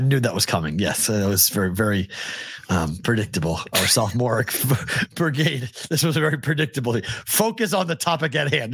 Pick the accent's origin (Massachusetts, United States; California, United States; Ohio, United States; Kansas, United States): Massachusetts, United States; Andover; next to my hometown, Andover, North Andover